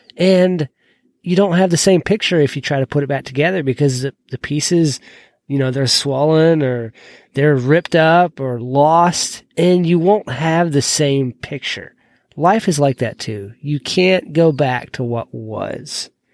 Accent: Georgia, United States; moved away as an adult; I moved away from Georgia about seven years ago, and I'd lived there all but about two years of my life.

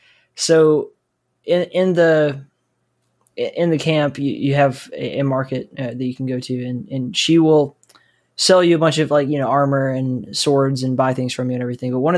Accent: United States; I'm an American

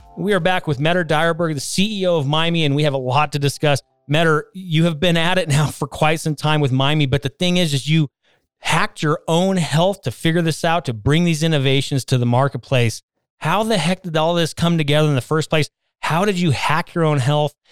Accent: West Coast, United States; now in Colorado, United States; I grew up on the West Coast

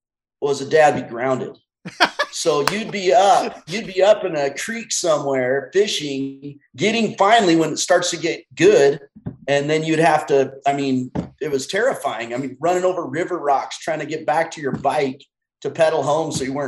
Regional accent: Darrington, Washington, United States; I'm from Washington, a little town called Darrington.

